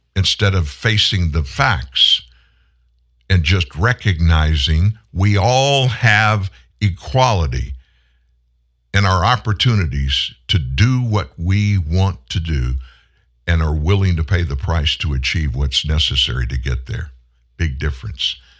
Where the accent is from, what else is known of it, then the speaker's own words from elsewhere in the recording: South Louisiana, United States; I'm from South Louisiana